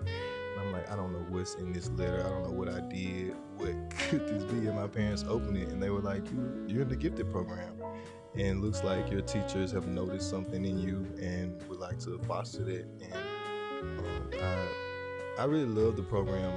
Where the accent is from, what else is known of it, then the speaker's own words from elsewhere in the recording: Vicksburg, Mississippi, United States; also born or lived in Port Gibson, Mississippi; I was born in Vicksburg, but my family raised me in Port Gibson for a short time